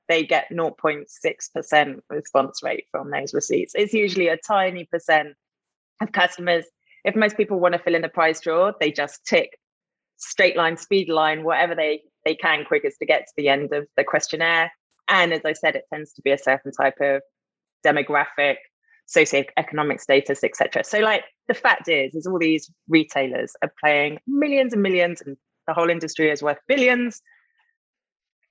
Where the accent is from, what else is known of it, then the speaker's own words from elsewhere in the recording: United Kingdom; moved away as an adult; now in Atlanta, United States; I'm a Brit living and loving living in the US of A in Atlanta.